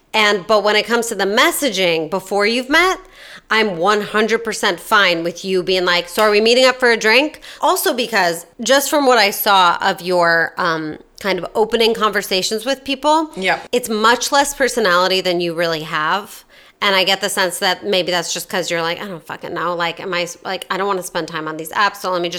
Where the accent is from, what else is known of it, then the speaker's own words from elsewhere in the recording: Australia; I'm Australian, which is all fine.